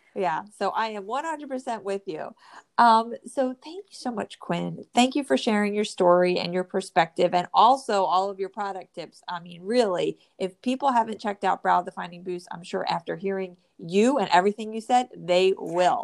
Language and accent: English; New Jersey, United States; I'm from the Northeast and I grew up in New Jersey.